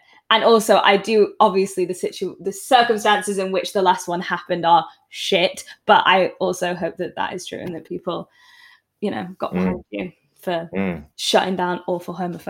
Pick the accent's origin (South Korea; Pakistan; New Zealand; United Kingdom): United Kingdom; St Helens, North West England; moved away; also born or lived in Warrington; I'm from St. Helens originally, but Warrington, and then between Manchester and Liverpool.